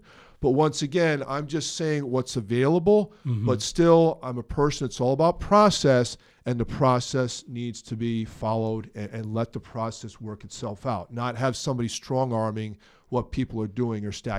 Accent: Hamden, Connecticut, United States; also born or lived in New Haven, Connecticut / Ansonia, Connecticut; Actually, I was born in New Haven, Connecticut.

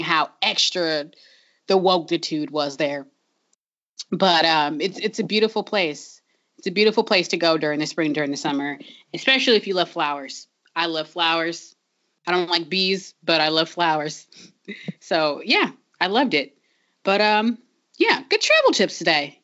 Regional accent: Long Beach, California, United States; I'm from Long Beach, where um, that's a city that desperately wants to be Portland

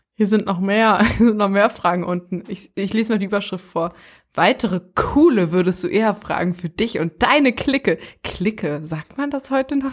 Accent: Berlin, Germany; Ich komme aus Berlin

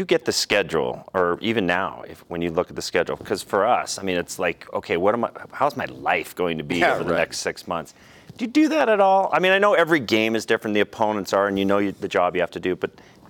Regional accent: Cody, Wyoming, United States; Since I'm from Wyoming.

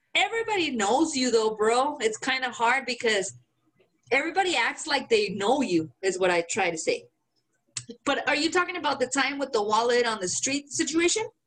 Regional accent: Guanajuato, Mexico; accent: Mexican; English is a second language; moved away; I am from Guanajuato

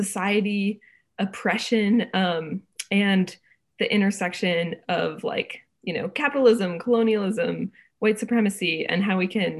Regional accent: Springfield, New Hampshire, United States; now in Camden, United States; I grew up in Western New Hampshire in a little town called Springfield, and right now I'm living in Camden, Maine.

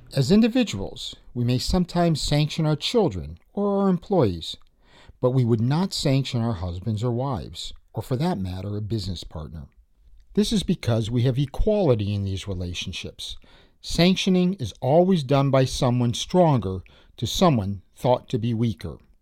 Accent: United States; moved away as an adult; now in Russia; I'm American, and I've lived in Russia for thirteen years

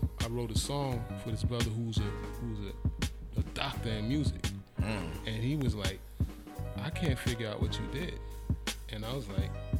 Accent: New York City, New York, United States; I'm from the South Bronx, so, I call myself a frustrated Puerto Rican

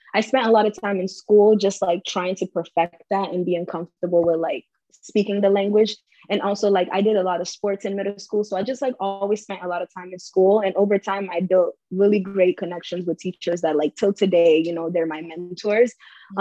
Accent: Cape Verde; now in United States

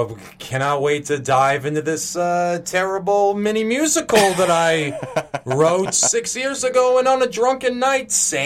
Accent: Annandale, Virginia, United States; I grew up in Annandale, Virginia, 15 miles outside of Washington, D.C.

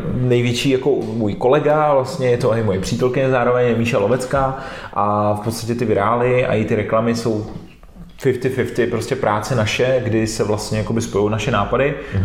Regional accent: Czechia; mám rád český národ

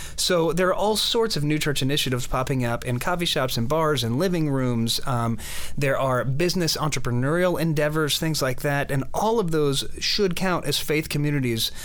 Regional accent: Oklahoma, United States; moved away; I grew up in Oklahoma, which is sort of the land of of large churches

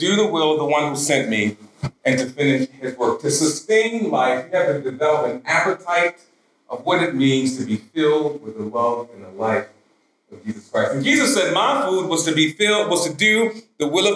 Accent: Baltimore, Maryland, United States; I grew up in South Baltimore, pretty rough neighborhood

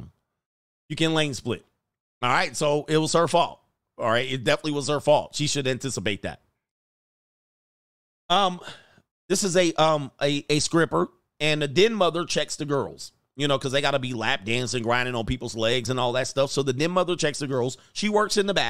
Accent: United States; I'm an American.

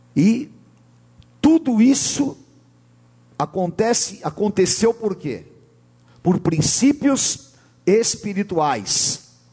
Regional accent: São Paulo, Brazil; Eu nasci aqui na Climação, estudei numa escola pública

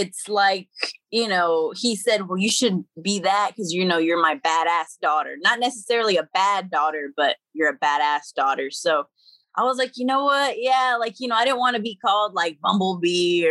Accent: Dallas, Texas, United States; I was raised in Pleasant Grove, and Pleasant Grove and Oak Cliff

